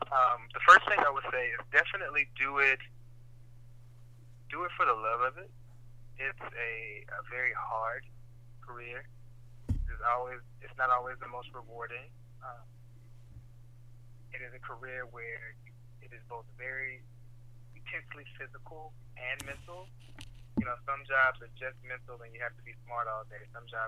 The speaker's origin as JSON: {"language": "English", "region": "the South", "country": "United States", "said": "We're from the South. It's all together."}